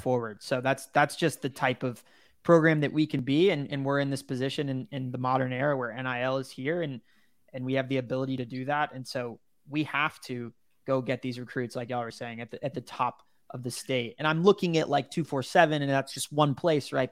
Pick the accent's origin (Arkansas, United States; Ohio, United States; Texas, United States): Texas, United States; you and I growing up in Texas